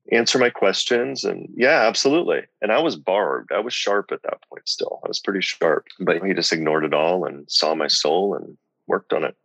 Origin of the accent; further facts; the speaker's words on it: Lincoln, Nebraska, United States; also born or lived in Omaha; I grew up in Lincoln